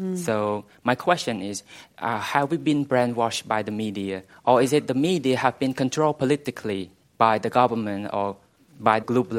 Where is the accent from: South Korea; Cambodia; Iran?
Cambodia; Hello everyone … I'm from Cambodia. I'm 27